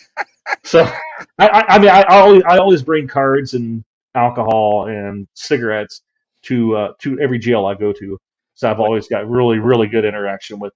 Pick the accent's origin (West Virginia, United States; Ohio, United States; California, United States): West Virginia, United States; moved away; I'm from West Virginia originally